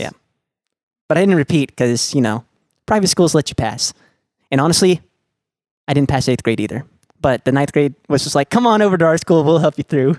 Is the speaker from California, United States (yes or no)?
no; Dallas, Texas, United States; I was born and raised in Lake Highlands